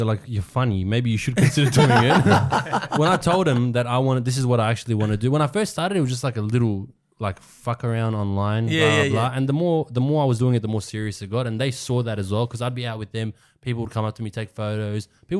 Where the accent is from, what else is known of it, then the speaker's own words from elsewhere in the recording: Australia; they came in 1993, 1994, and then I was born here. So even though I'm Australian.